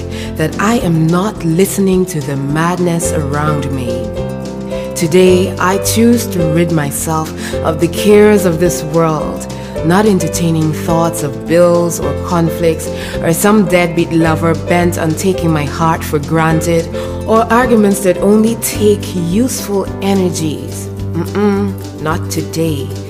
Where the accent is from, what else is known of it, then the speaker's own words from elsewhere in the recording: Guyana; coming out of my home country, Guyana